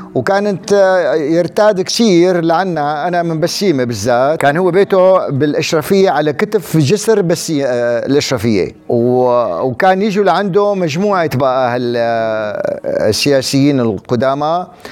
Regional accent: Wadi Barada, Rif Dimashq, Syria; انا من وادي برده

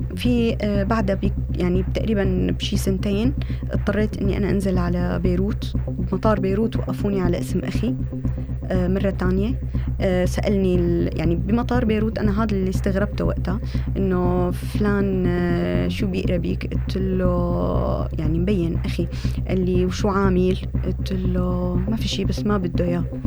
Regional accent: Damascus, Damascus Governorate, Syria; moved away as an adult; also born or lived in Jordan; now in Istanbul, Turkey

